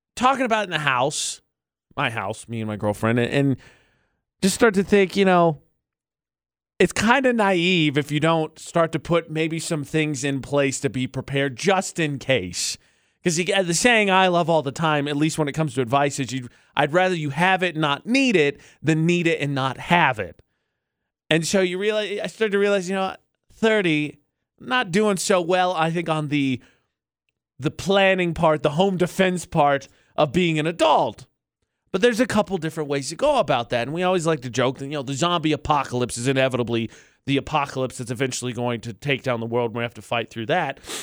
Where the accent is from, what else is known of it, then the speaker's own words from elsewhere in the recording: United States; moved away; my hometown because it's in between Chicago and Illinois